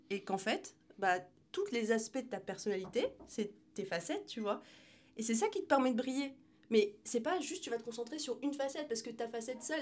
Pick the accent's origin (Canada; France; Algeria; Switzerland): Algeria; Je suis, euh, je suis algérienne, je suis musulmane, mais je suis aussi euh, entrepreneur